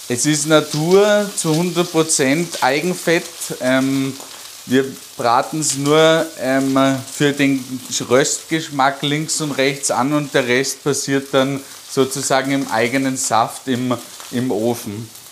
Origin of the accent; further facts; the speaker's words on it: Lungau, Salzburg, Austria; bei uns im Lungau